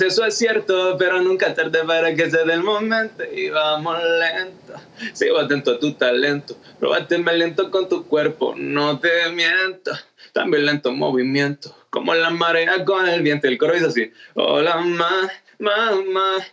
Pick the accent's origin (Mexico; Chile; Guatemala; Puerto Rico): Chile; soy chileno